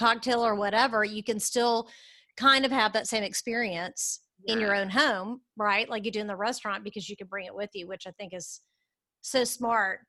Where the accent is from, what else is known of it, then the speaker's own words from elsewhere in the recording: Dallas, Texas, United States; We're from Dallas.